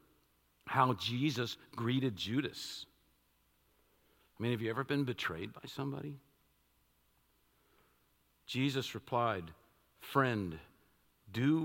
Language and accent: English; Washington, District of Columbia, United States; I was born in Washington, D.C., downtown